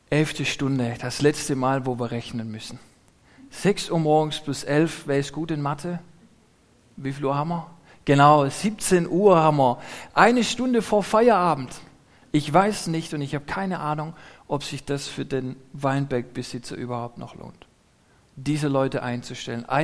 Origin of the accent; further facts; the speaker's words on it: Neubulach, Baden-Württemberg, Germany; wo ich herkomme aus Neubulach, da gibt es ein, ein Gasthaus, Mönchswasen heißt es.